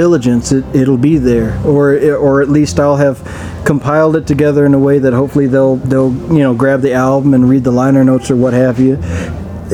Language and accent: English; Arizona, United States; growing up in Arizona